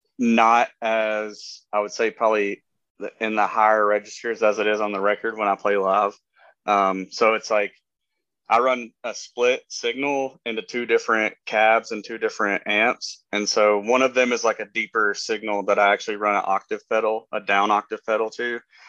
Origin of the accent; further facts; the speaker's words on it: Appalachia, United States; well, we're not from NOLA, but we're from Appalachia.